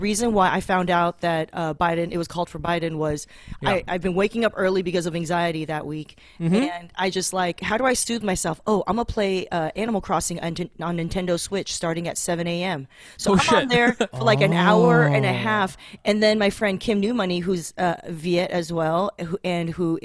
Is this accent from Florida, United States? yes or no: no; Torrance, California, United States; also born or lived in Taiwan; I grew up in Torrance